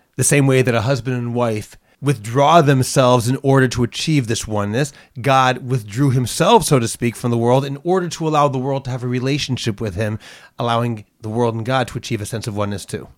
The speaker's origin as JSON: {"language": "English", "town": "Boston", "region": "Massachusetts", "country": "United States", "tie": "born or raised there", "moved": "yes", "lives_now": "Jerusalem, Israel", "said": "I was born in Boston"}